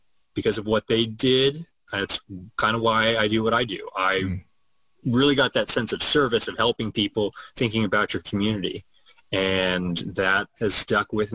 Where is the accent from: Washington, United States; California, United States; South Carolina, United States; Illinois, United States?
California, United States; Ventura County; I grew up in Ventura County. It's a suburb just north of, it's just north of Los Angeles